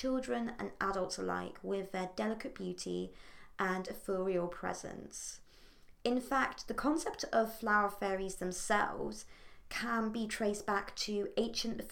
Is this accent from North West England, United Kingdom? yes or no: yes; Port Sunlight, North West England, United Kingdom; in Port Sunlight in the Wirral, my hometown near Liverpool